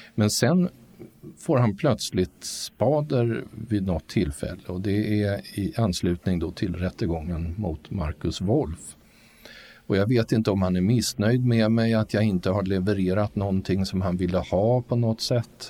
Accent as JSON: {"language": "Swedish", "country": "Sweden", "said": "mig som rikssvensk då född på 50-talet"}